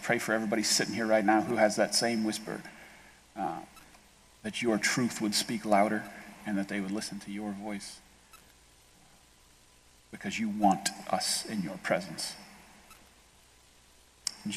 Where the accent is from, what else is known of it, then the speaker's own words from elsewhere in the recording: Ohio, United States; We're all from Ohio